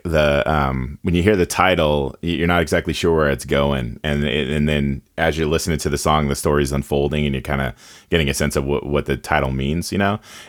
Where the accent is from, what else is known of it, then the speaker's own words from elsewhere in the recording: Carson City, Nevada, United States; I grew up in a small town as well. I still live in my it got bigger, but I grew up in Carson City, Nevada. It's the capital of Nevada. When I was a kid, it was about 30,000. Now we're about 60,000.